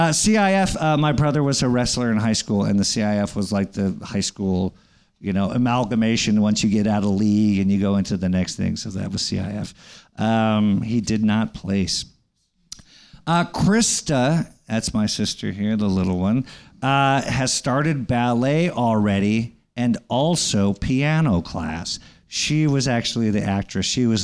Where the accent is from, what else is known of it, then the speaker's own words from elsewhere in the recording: Hawaii, United States; born there; When I was born in Hawaii, and it was before it became like the hip, cool place.